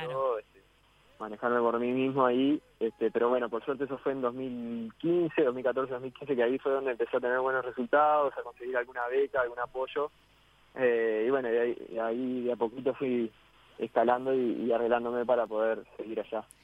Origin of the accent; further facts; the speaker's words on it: Montevideo, Uruguay; moved away as an adult; now in Brazil; Yo soy de Montevideo